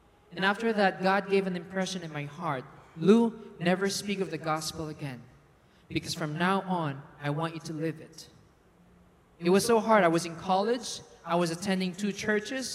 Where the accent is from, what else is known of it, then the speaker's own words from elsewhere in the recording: Philippines; moved away as an adult; I'm from the Philippines, by the way, for those who do not know. I'm a Filipino